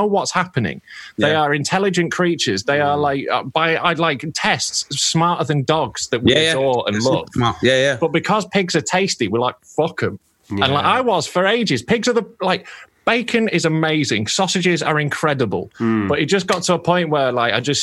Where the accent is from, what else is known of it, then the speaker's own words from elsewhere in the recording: Yorkshire and the Humber, United Kingdom; I'm a Yorkshire boy